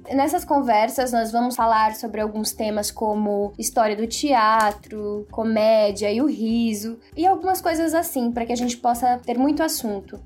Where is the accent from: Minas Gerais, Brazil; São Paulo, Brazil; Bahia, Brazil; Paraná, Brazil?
Paraná, Brazil; Mandirituba; Eu sou de Mandirituba